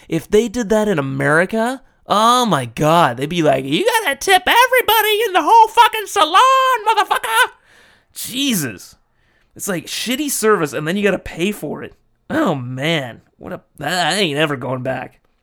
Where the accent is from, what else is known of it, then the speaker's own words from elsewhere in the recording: Los Angeles, California, United States; moved away as an adult; now in Japan; I went back to my hometown of L